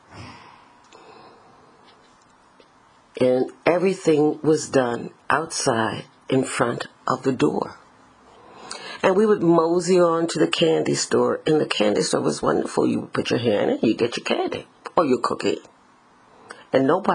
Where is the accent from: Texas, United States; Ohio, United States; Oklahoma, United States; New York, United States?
New York, United States; New York City; growing up in the Bronx.